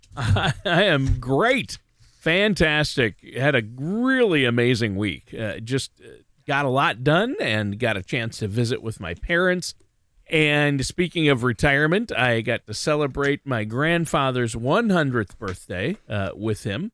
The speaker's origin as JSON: {"language": "English", "region": "Minnesota", "country": "United States", "said": "my home state of Minnesota"}